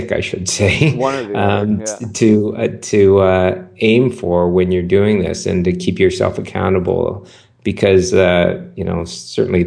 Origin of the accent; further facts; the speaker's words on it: Vancouver, British Columbia, Canada; I grew up in Vancouver, Canada.